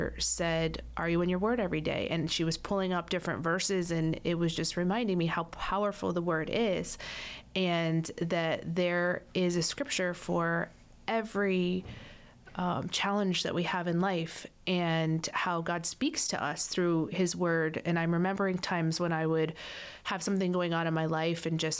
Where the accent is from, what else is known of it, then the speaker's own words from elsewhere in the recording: Florida, United States; I'm a Florida girl, born and raised in Florida